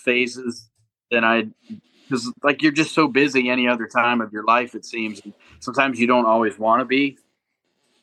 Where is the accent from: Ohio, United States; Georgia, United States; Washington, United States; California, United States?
Ohio, United States; I was born and raised in Ohio with my whole life